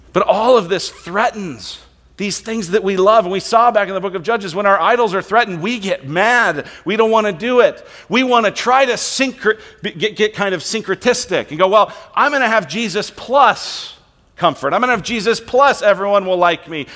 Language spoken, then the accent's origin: English; Colorado, United States; now in Queen Creek, United States; I'm from Colorado